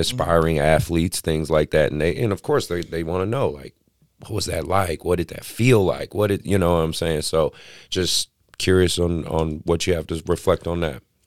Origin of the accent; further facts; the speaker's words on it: Oakland, California, United States; born and raised in Oakland